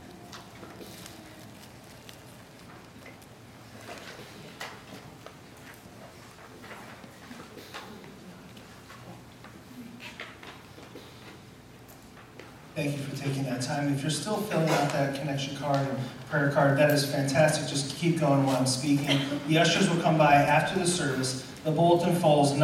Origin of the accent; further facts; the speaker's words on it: Illinois, United States; now in San Diego, United States; I'm from Illinois